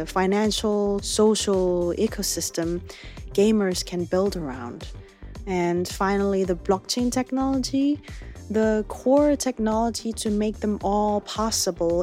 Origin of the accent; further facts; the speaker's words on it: South Korea; my home country